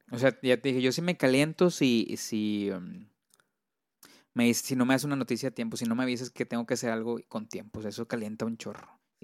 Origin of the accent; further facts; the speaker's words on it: Monterrey, Nuevo León, Mexico; yo me siento orgulloso de, hacer de aquí, de Monterrey, de Regio. Bueno, soy de Monterrey